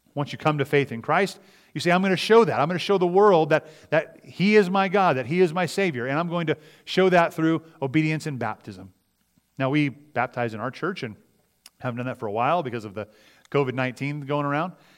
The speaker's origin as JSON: {"language": "English", "country": "United States", "said": "we as Americans, as citizens"}